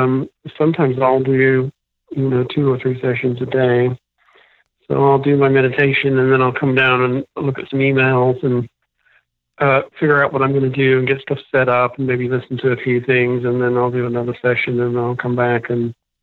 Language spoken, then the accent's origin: English; England, United Kingdom; moved away as an adult; also born or lived in San Francisco; now in Los Angeles, United States; went back to England.